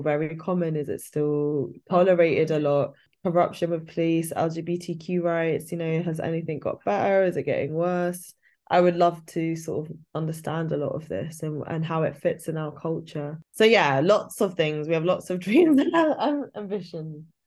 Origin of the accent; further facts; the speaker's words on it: United Kingdom; our experience of being British Asian